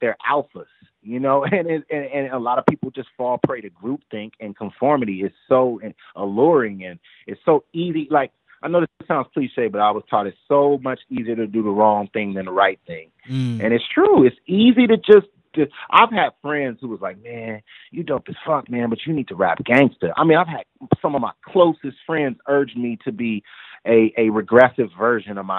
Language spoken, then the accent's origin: English; United States; we know we're black. And we know we're American